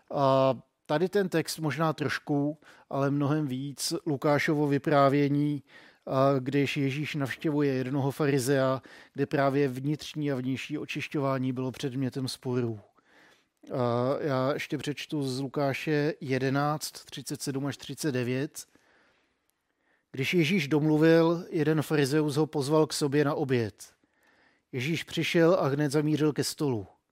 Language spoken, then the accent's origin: Czech; Czechia; jsem byl hrozně hrdý na to, že jsem Čech